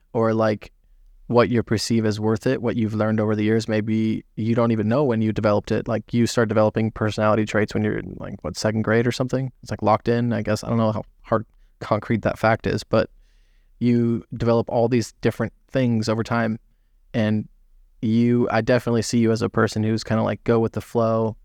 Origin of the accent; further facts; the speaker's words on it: Southern California, United States; also born or lived in Florida; born and raised. I've lived in a lot of different, uh, states, but California